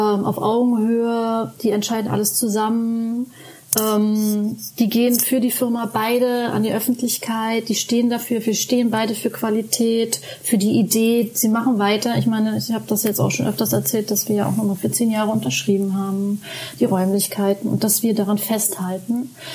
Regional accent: Germany; bei uns in Deutschland

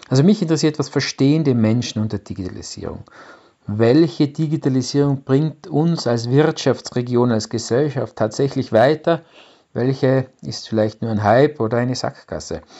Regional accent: Innsbruck, Tyrol, Austria; Ich bin aus Innsbruck in Österreich und bin seit 1998 IT-Unternehmer.

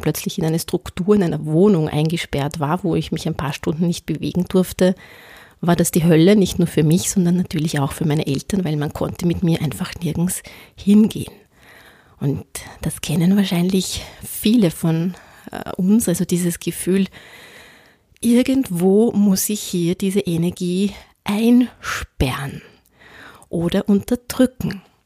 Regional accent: Austria; ich bin am Land aufgewachsen

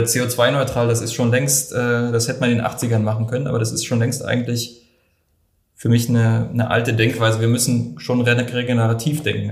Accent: Germany; bei uns in Deutschland

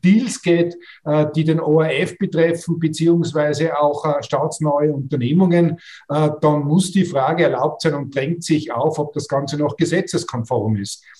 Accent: Austria; als Österreicher und Österreicherinnen

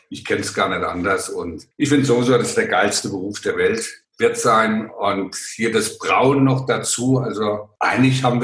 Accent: Hesse, Germany; Ja, ich bin ein Hesse und kann auch so babbeln, aber dann versteht mich keiner.

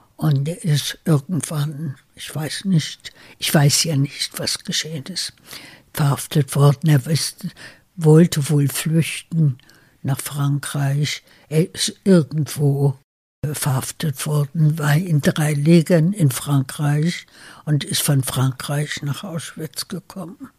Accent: Berlin, Germany; moved away as an adult; also born or lived in United States; Es ist mein Berlin, das ich immer geliebt habe. Es ist meine Heimat. Äh, ich bin hier geboren, wir sind Deutsche

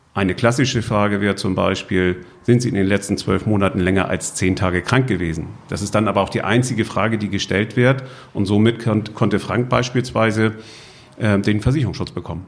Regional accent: Husum, Schleswig-Holstein, Germany; Nordfriesland, wo ist das eigentlich? Äh, und dann auch noch die Kreisstadt

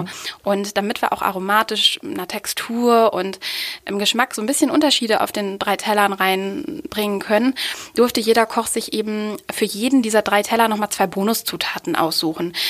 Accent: Osnabrück, Lower Saxony, Germany; aus meiner Heimatstadt Osnabrück

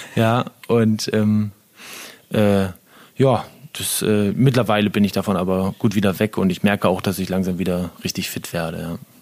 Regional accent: Syke, Lower Saxony, Germany; moved away; also born or lived in Osterholz-Scharmbeck / Ore Mountains; aber eigentlich aufgewachsen bin ich in Sieke. Also seitdem ich fünf, sechs Jahre alt war, äh, seitdem haben wir dann in Sieke gewohnt mit unserer Familie. Und ja, da habe ich so meine Kindheit und Jugend hauptsächlich verbracht.

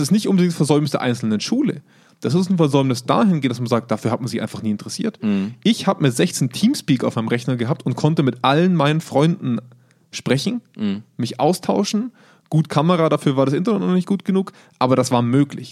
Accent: Germany; bei uns in Deutschland

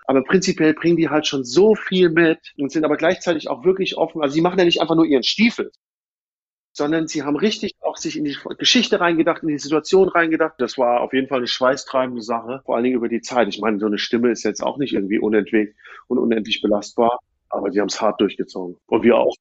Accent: Frankfurt, Hesse, Germany; moved away; ich komme ja ursprünglich aus Frankfurt oder aus der Gegend von Frankfurt

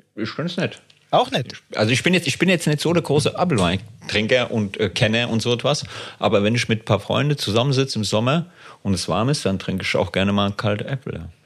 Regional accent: Frankfurt am Main, Hesse, Germany; ich komme aus Frankfurt am Main Höchst

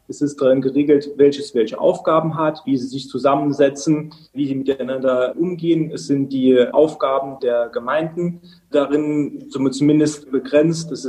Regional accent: Saarland, Germany; Ja, ist tatsächlich eine saarländische Besonderheit. Das heißt bei uns im Saarland kommunal Selbstverwaltungsgesetz.

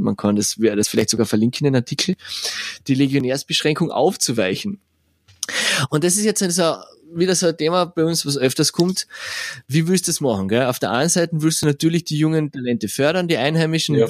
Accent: Spittal an der Drau, Carinthia, Austria; now in Vienna, Austria; in Spital gibt's auch eine in meiner Heimatstadt.

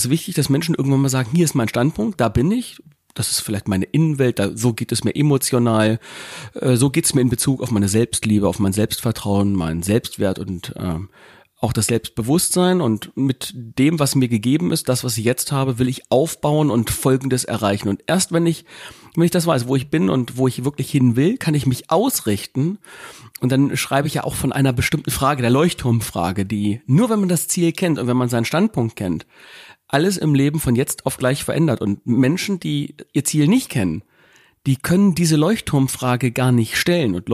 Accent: Gifhorn, Lower Saxony, Germany; wir kommen ja hier aus Gifhorn, einem kleinen Örtchen Winkel in unserem kleinen Löhnskrug hier

